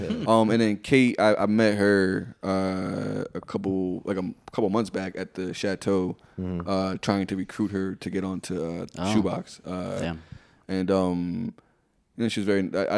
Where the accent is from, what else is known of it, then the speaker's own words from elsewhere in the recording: Jamaica; and I'm Jamaican.